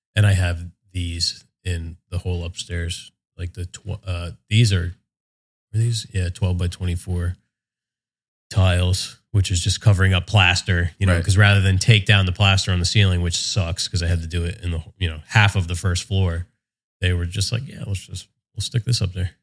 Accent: West Windsor, New Jersey, United States; moved away as an adult; now in Monmouth County, United States; I grew up in Mercer County, okay. um, out in West Windsor, Princeton kind of mm-hmm. area

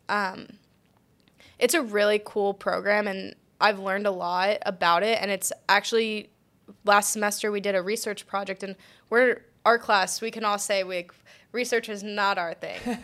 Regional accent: Collegeville, Pennsylvania, United States; moved away as an adult; also born or lived in Delaware / Texas; I am originally from Collegeville, Pennsylvania

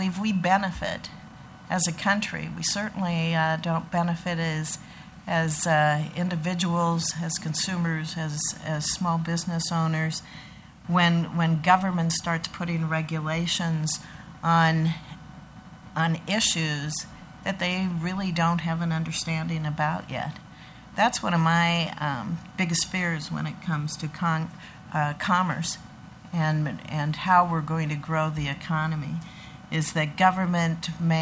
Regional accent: Lincoln, Nebraska, United States; also born or lived in Sand Hills, Cherry County, Nebraska; I grew up in Lincoln, in our capital city.

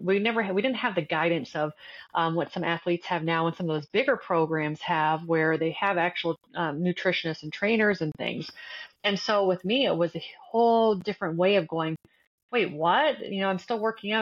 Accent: Windsor, Ontario, Canada; moved away as an adult; now in United States; growing up in Canada

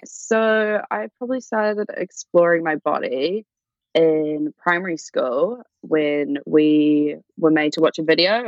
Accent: Auckland, New Zealand; I grew up in Auckland, which is probably like the biggest city in New Zealand. But I grew up in like a little town just out of it in the North Shore.

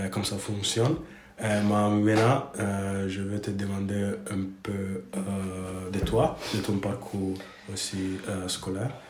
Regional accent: Italy; Donc, par exemple, je suis italien

